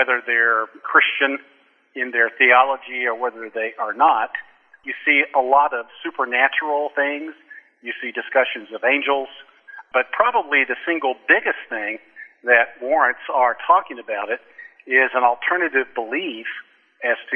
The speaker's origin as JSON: {"language": "English", "town": "Oklahoma City", "region": "Oklahoma", "country": "United States", "tie": "born or raised there", "also_born_or_lived": "Seattle", "moved": "as an adult", "said": "I was born and raised in Oklahoma City, so I'm an Okie"}